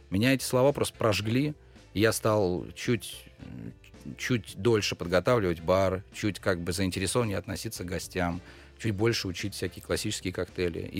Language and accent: Russian; Pskov, Pskov Oblast, Russia; Я из Пскова, я там родился, я учился в школе, поступил в ВУЗ.